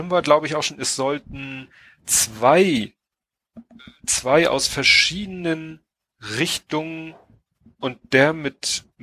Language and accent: German; Hamburg, Germany; Äh, gut, wir als Hamburger mit unserer Elbphilharmonie ja, mhm. klar